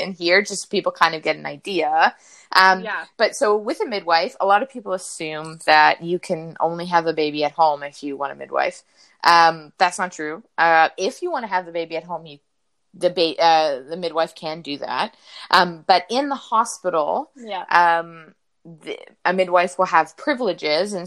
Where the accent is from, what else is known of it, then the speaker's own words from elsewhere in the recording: Niagara, Ontario, Canada; I grew up in Niagara